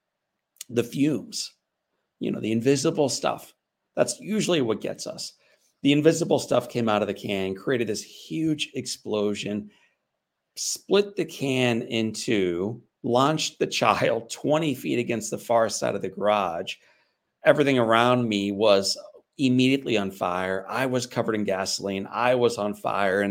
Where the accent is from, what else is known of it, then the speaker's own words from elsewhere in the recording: St. Louis, Missouri, United States; when I was 9 years old, growing up in St. Louis, Missouri